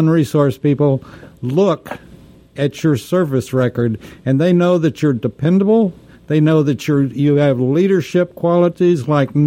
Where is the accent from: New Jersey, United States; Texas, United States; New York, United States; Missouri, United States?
Texas, United States; I grew up in Texas where we weren't sure we were going to have drinking water